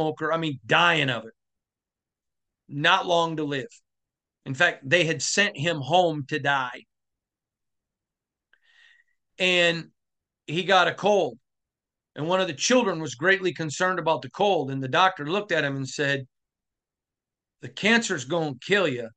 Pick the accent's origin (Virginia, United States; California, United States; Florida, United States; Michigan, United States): Michigan, United States; growing up in Michigan